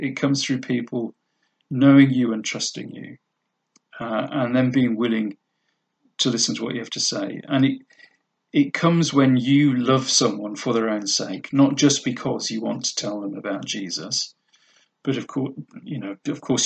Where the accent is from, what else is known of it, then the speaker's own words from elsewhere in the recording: United Kingdom; we're British